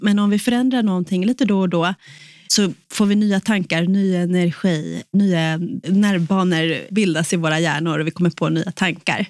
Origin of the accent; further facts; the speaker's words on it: Sweden; som svensk